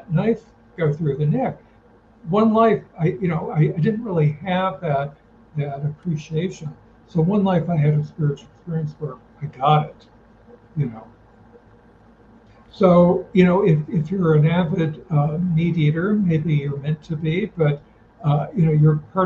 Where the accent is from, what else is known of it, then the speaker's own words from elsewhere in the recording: United States; first language English; I was born in America this lifetime.